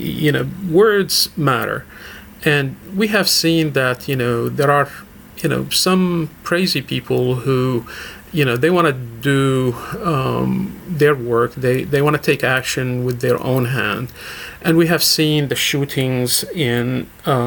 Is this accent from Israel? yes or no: no; Damascus, Damascus Governorate, Syria; moved away as an adult; also born or lived in Murfreesboro, Tennessee; now in United States; I left my country 40 years ago. I was born and raised in Damascus, Syria